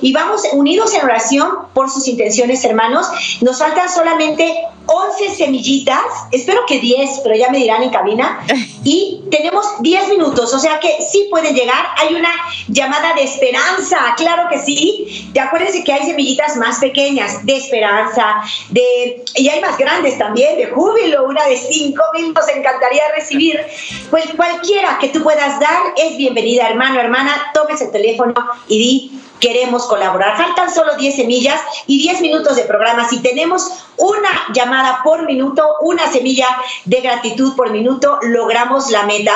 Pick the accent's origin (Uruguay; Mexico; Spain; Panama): Mexico; now in United States; mi país, México